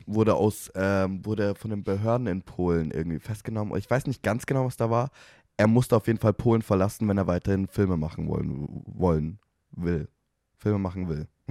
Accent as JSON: {"language": "German", "country": "Germany", "said": "Wir sind Deutsche"}